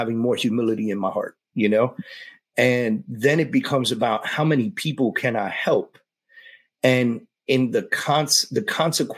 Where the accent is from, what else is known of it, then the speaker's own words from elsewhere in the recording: New York City, New York, United States; I was a Puerto Rican kid growing up in the Bronx